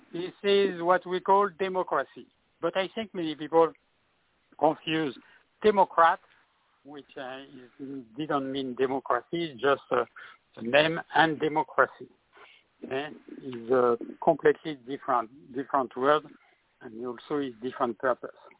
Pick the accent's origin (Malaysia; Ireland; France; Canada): France; English is a second language; now in California, United States